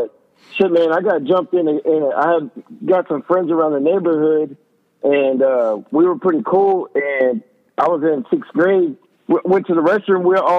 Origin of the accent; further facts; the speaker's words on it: Austin, Texas, United States; also born or lived in Temple, Texas; when I grew up in East Austin, I mean, it was you know, a neighborhood thing. Like when I first moved down to, I was born in Temple, a little town, and we moved up to East Austin.